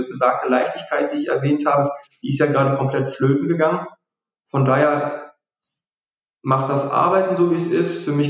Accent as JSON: {"language": "German", "region": "North Rhine-Westphalia", "country": "Germany", "said": "wir, wir kommen ja hier aus dem Ruhrgebiet, deswegen sind, liegen uns Fußballbeispiele sehr oft nah."}